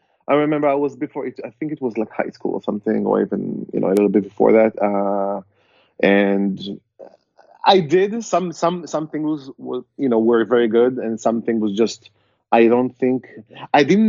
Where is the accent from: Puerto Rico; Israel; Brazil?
Israel; moved away as an adult; now in San Diego, United States; growing up in Israel